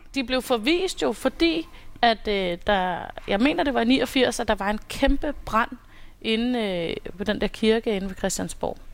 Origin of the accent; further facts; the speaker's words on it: Copenhagen, Capital Region of Denmark, Denmark; Jeg er her fra København.